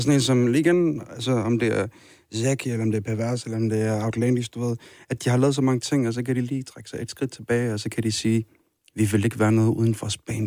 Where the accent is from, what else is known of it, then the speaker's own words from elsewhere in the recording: Kirkuk, Kirkuk Governorate, Iraq; now in Denmark; Kirkuk. Min hjemby.